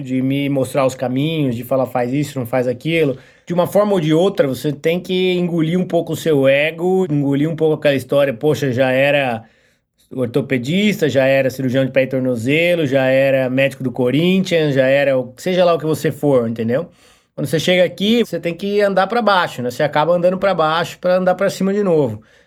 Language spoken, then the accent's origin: Portuguese; Brazil; moved away as an adult; now in United States; quando eu saí do Brasil